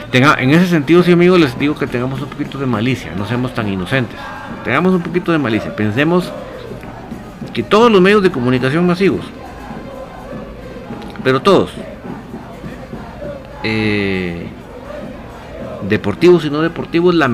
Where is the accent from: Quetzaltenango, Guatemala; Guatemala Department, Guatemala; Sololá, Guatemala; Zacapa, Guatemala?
Zacapa, Guatemala; Gualán; soy de Gualán, Zacapa, pero te cuento que la esposa del chino Iván León es de acá, de Gualán